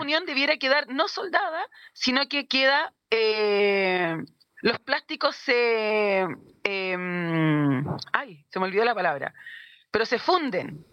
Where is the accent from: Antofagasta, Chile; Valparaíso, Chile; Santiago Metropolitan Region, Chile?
Santiago Metropolitan Region, Chile; Santiago; moved away as an adult; now in Puerto Montt, Chile; somos oriundos de Santiago también. Llevamos dos a tres años acá más o menos